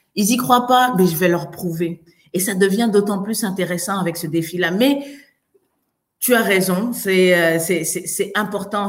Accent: Côte d’Ivoire; also born or lived in France; now in Montreal, Canada; je viens de Côte d'Ivoire

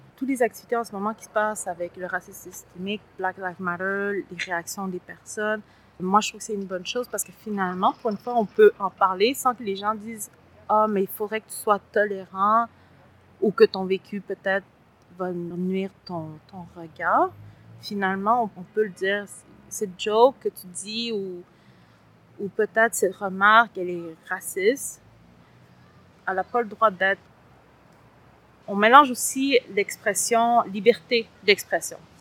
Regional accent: Montreal, Quebec, Canada; also born or lived in Latin America; J'ai grandi à Saint-Léonard et à Saint-Michel, dans les deux.

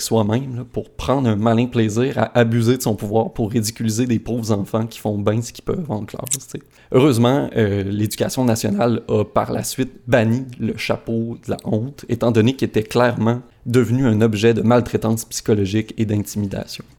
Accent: Saguenay, Quebec, Canada; Mes parents habitent sur la rue du plein air à Chicoutimi

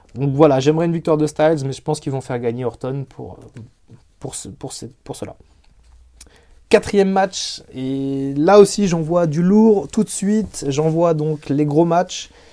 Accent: France; chez nous en France

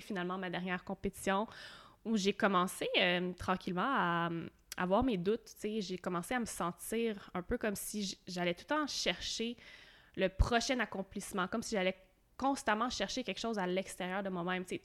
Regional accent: Quebec, Canada; à partir de mi-2018, je suis partie du Québec

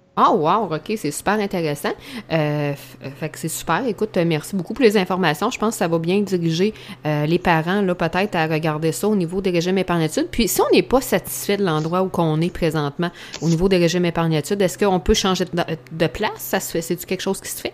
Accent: Saint-Pamphile, Quebec, Canada; je suis de Bellechasse, là, Saint-Pamphile

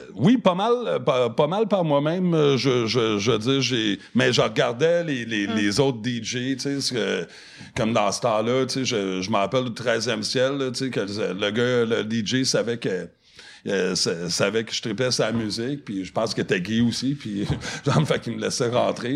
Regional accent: Montreal, Quebec, Canada; French is a second language; also born or lived in Toronto; j'ai grandi à Montréal, sur, en plein centre-ville, sur, sur la rue Sainte-Catherine, puis Peel

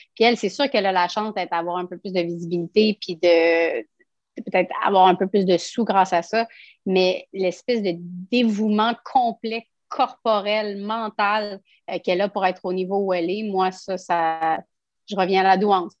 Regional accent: Quebec City, Quebec, Canada; je suis une de Québec

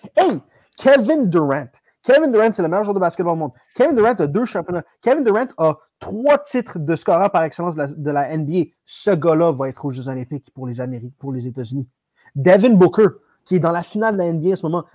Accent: Canada; tellement douillet en tant que Canadien

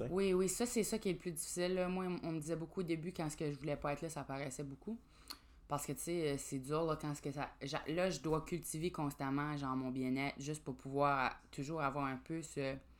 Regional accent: Grand Falls, New Brunswick, Canada; je viens de Grand Sceau, euh, au Nouveau-Brunswick, évidemment, là, ou Grand Falls

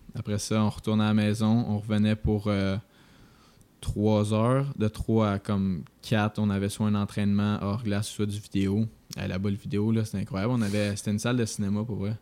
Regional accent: Quebec, Canada; moved away as an adult; also born or lived in Vermont; en tant que Québécois qui arrive dans une université américaine

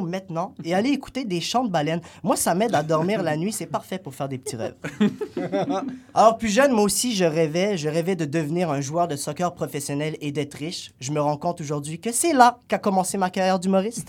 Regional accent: Algeria; now in Canada; dans mon pays d'origine, l'Algérie

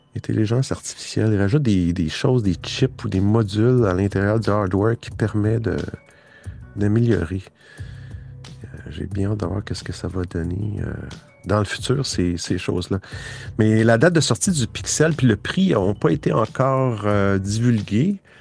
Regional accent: Quebec, Canada; moi je suis du Québec

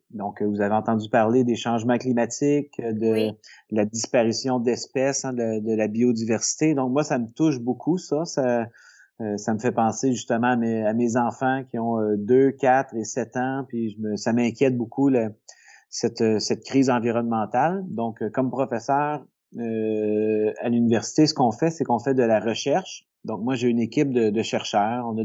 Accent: L'Assomption, Quebec, Canada; also born or lived in Saint-Hyacinthe; je suis né à Saint-Hyacinthe, mais euh, je me suis euh, posé, disons, euh, plutôt vers la, fin de mon primaire, là, dans la dans la banlieue de Montréal, dans la région de, de Lanaudière, à l'Assomption.

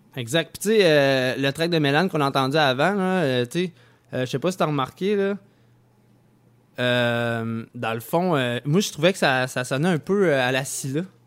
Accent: Saint-Nicolas, Quebec, Canada; je viens de Saint-Nicolas

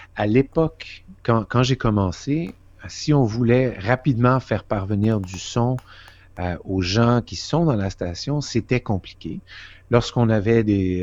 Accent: Quebec, Canada; moved away as an adult; also born or lived in Vancouver / Toronto / Washington; je viens du Québec

